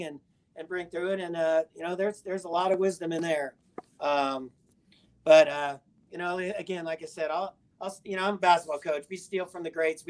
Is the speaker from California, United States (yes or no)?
yes; Southern California, United States; growing up in Southern California